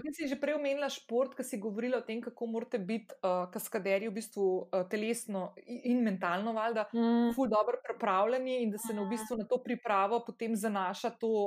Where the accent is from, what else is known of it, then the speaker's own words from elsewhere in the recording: Slovenia; also born or lived in London; sem se preselila iz Slovenije, sicer za pol leta v London